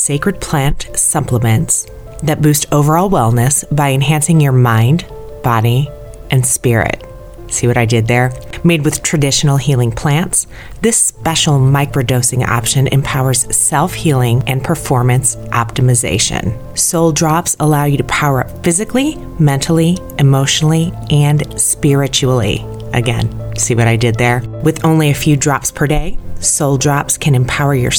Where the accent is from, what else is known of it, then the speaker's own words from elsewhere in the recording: Indiana, United States; I'm from Indiana